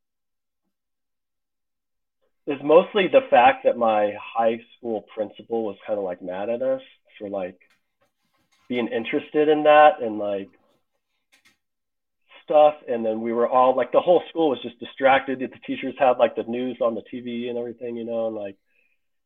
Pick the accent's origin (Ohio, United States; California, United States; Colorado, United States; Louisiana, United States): Colorado, United States; I grew up in Colorado